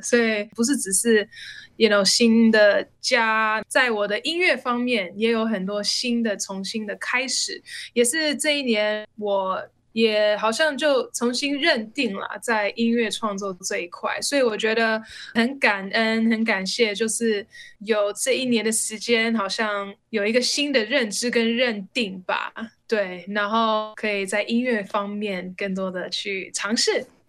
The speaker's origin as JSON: {"language": "Chinese", "country": "United States", "tie": "born or raised there", "moved": "as an adult", "lives_now": "Taiwan", "said": "那以前我就是在美国，我是在美国出生长大"}